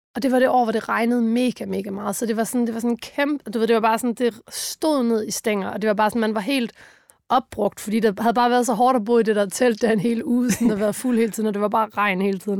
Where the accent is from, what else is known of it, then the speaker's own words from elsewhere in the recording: Funen, Southern Denmark, Denmark; vi kom fra Fyn